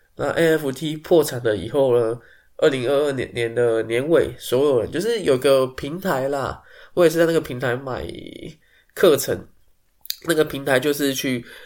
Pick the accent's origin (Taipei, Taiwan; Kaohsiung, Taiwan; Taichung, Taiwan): Taipei, Taiwan; 身为台北人